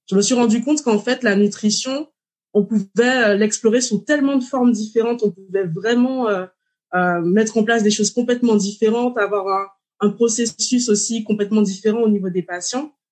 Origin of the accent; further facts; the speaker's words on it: Martinique; j'ai 36 ans, je suis martiniquaise